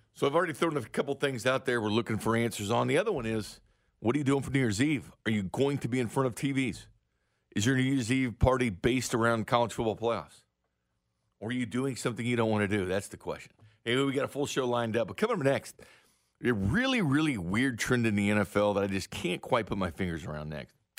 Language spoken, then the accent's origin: English; Missouri, United States; I'm from the Show Me State